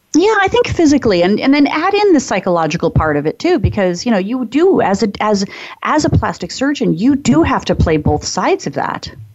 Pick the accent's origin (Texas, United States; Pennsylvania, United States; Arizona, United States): Arizona, United States; Phoenix; I grew up in Phoenix, Arizona, so it's hot, it's dry